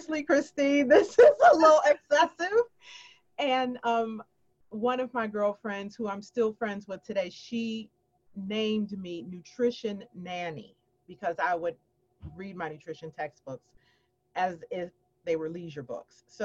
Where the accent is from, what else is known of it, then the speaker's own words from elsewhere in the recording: Chicago, Illinois, United States; moved away; I am originally from Chicago, Illinois.